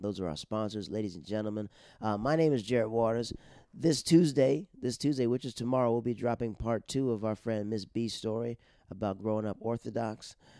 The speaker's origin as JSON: {"language": "English", "country": "Netherlands", "tie": "born or raised there", "said": "Those are the people I grew up with in the Netherlands, and I have a lot of marvelous friends that I've talked to."}